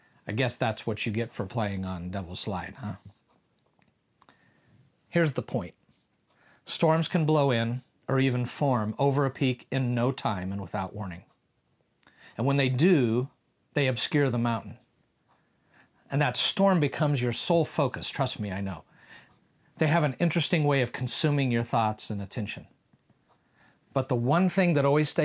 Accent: Kansas, United States; we're from Kansas

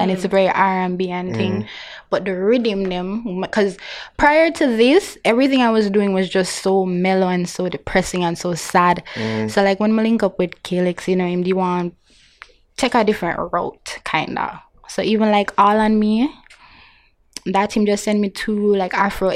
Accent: Jamaica; being Jamaican

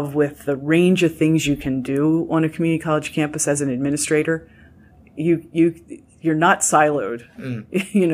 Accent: Bel Air, Maryland, United States; my mom wanted me back in my hometown

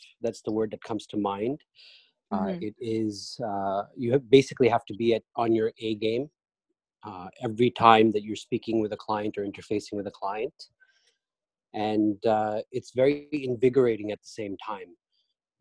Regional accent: Canada; moved away as an adult; also born or lived in Pakistan; now in New York, United States; I'm Canadian by birth, born and raised there for most of my life, lived in Pakistan for a small stint

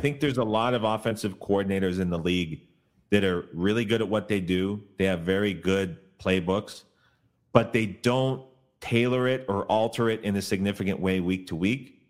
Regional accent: Canada; moved away; I grew up in Canada

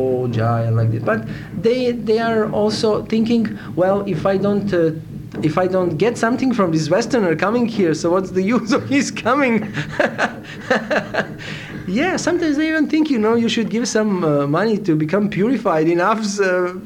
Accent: Novi Sad, Vojvodina, Serbia; English is a second language; also born or lived in Sweden / Italy; I'm from Yugoslavia, specifically from Serbia. My native town where I was born is Novi Sad, and now I am also living there.

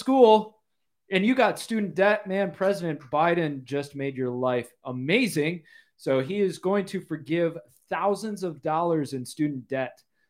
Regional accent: Grand Haven, Michigan, United States; I'm from Grand Haven, the west side, just north of Holland. I love Michigan. I miss it, bro.

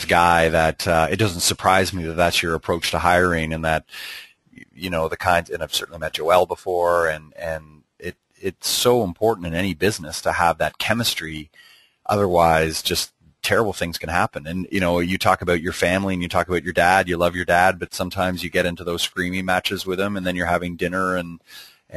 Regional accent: Canada; I'm Canadian

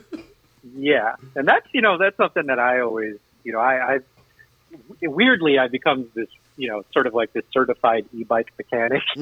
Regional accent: New York, United States; moved away as an adult; now in Michigan, United States; I'm originally from New York

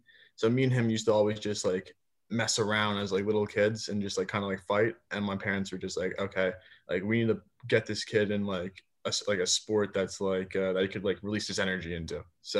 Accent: Bethlehem, Pennsylvania, United States; So I grew up in Pennsylvania. I'm originally from Bethlehem, Pennsylvania. And I went to Bethlehem Catholic

